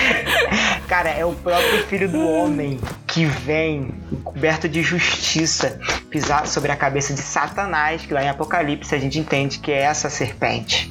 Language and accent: Portuguese; Rio de Janeiro, Brazil; accent: carioca (Rio); deve ter percebido pelo meu sotaque que eu pertenço ao estado mais querido do Brasil, ao estado mais tranquilo do Brasil